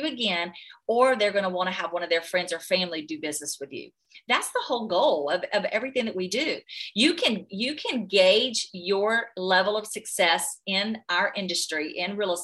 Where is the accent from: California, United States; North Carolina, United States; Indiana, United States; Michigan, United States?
North Carolina, United States